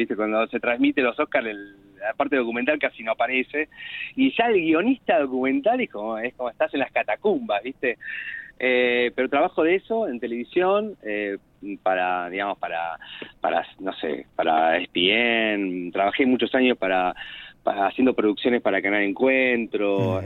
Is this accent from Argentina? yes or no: yes; Martínez, Buenos Aires Province, Argentina; nací en Martínez